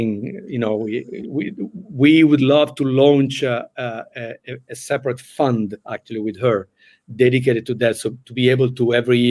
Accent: Italy; moved away; I came from Italy

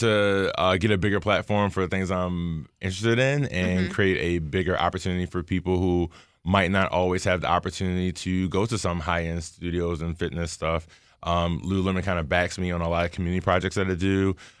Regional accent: Baltimore, Maryland, United States; I'm from Baltimore

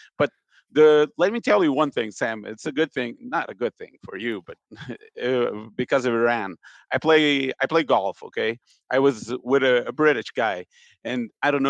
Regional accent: Portugal; now in Brazil; I'm from Portugal.

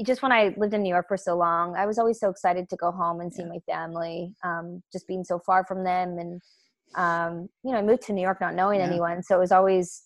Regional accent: Vancouver, British Columbia, Canada; I grew up in Vancouver

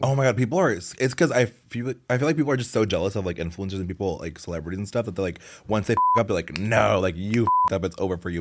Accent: Oregon, United States; moved away as an adult; now in Los Angeles, United States; I'm from Oregon

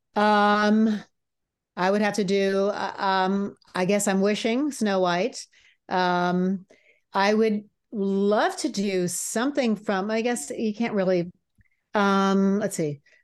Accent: United States; growing up in the States

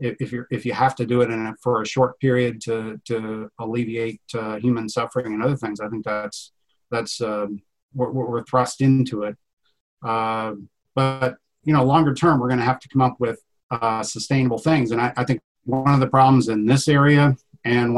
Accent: Iowa, United States; I grew up here on the Iowa side. I live on the farm where I grew up

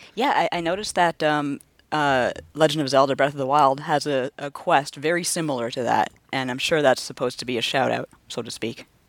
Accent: Canada; I'm born and raised in Canada

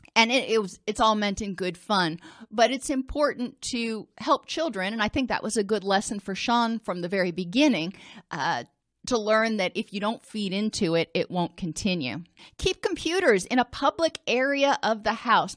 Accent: Indianapolis, Indiana, United States; I grew up in Indianapolis

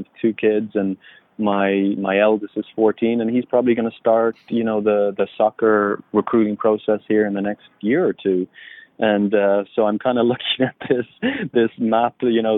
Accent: Ireland; moved away as an adult; also born or lived in California; I grew up in Ireland. I went to Fresno State in California. I'm, you know, thousands of miles away from home

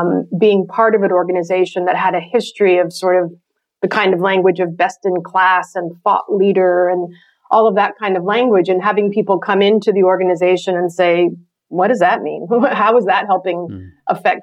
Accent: San Francisco, California, United States; the apartment I grew up in San Francisco

